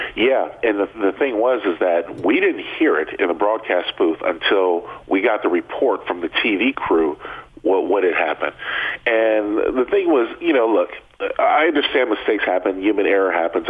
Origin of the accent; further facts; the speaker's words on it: San Diego, California, United States; growing up in San Diego